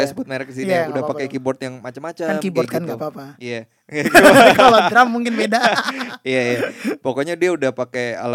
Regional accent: Kalimantan, Indonesia; dulu gue tuh keyboardis dan gue dari Kalimantan juga

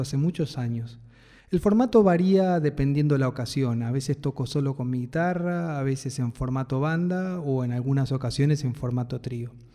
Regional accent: Buenos Aires, Argentina; Soy de Capital Federal

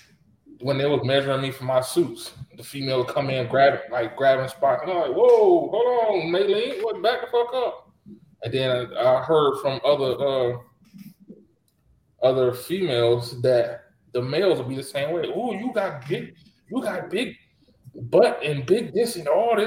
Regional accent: United States; I'm African tan, but I am from America

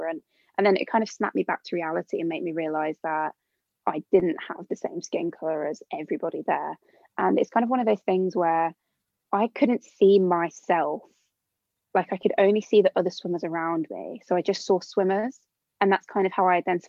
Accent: Birmingham, West Midlands, United Kingdom; I'm from Birmingham originally, so like a really diverse area. Like at school was never like the only non-white person in the class

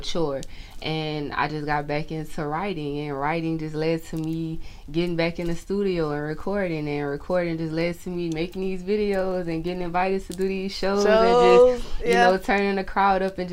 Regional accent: Opelousas, Louisiana, United States; I'm from Louisiana, Opelousas, Louisiana, to be exact

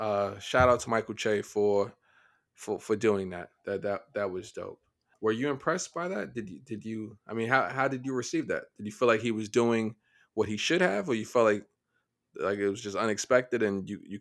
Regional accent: Niger; I grew up in Niger.

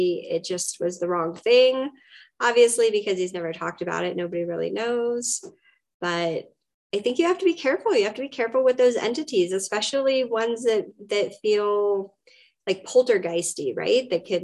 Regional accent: California, United States; We're from California.

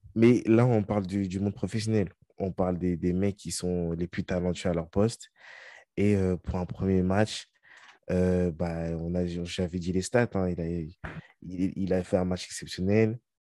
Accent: France; nous, on est français

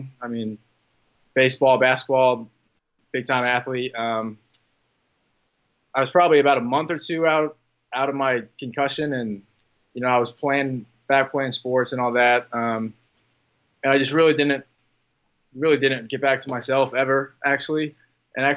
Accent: Indianapolis, Indiana, United States; I'm from Indianapolis

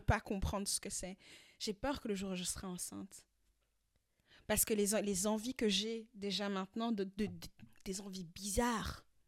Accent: France; now in Belgium; chez nous, en France

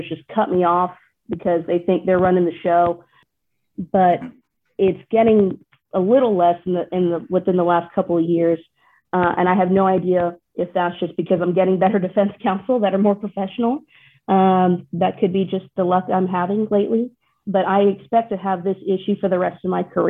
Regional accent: Texas, United States; accent: Texas; my Texas accent really comes out heavier

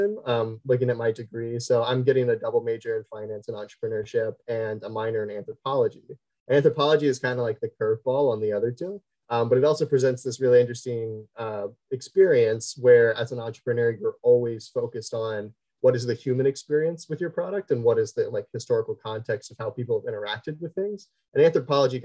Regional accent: Southwest Ohio, United States; born and raised Southwest Ohio

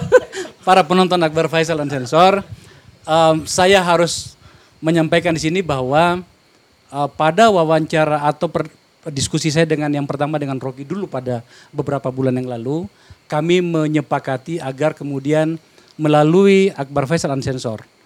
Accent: South Sulawesi, Indonesia; moved away; di Sulawesi Selatan, kampung saya

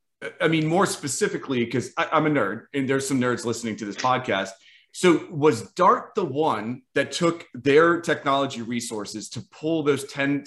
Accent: Atlanta, Georgia, United States; now in Tampa, United States; I'm in Tampa, but I'm also from Atlanta.

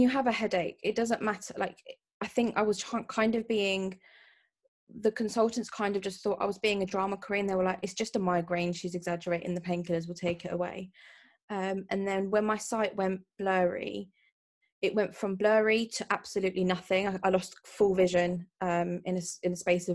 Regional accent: London, United Kingdom; I'm from London

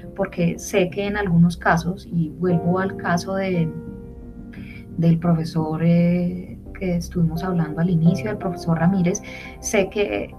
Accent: Colombia; como ciudadanos colombianos

